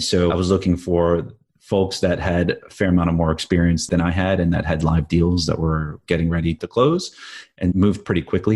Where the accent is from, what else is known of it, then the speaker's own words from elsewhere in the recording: New Jersey, United States; I grew up in the East Coast in New Jersey